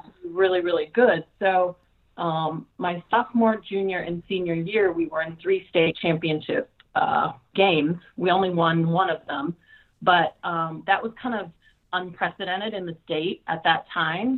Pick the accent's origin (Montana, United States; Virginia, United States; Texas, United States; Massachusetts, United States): Montana, United States; Dillon; also born or lived in Idaho; now in Fresno, United States; growing up in Montana, there's not a lot to do.